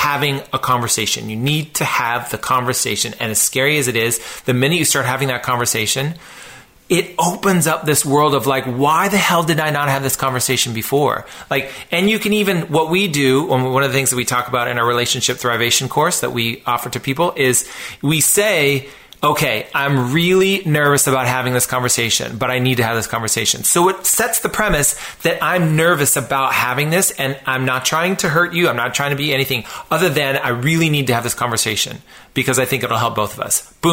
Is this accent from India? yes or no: no; West Coast, United States; I was raised on the West Coast